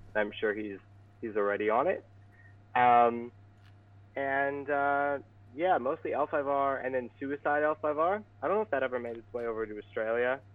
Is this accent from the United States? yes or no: no; Vancouver, British Columbia, Canada; I'm from Vancouver, British Columbia.